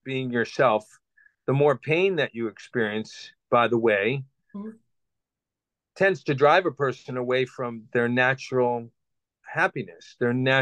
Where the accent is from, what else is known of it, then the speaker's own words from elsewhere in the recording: Boston, Massachusetts, United States; I grew up in Boston, Massachusetts, on the outskirts of that city